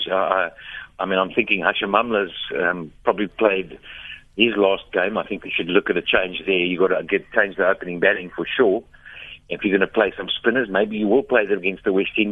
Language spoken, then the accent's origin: English; South Africa; that's what we've prided ourselves on over the years since Jonty Rhodes, you know.